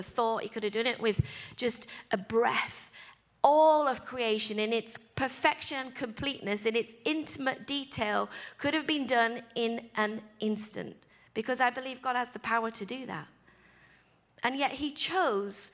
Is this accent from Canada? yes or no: no; England, United Kingdom; I'm English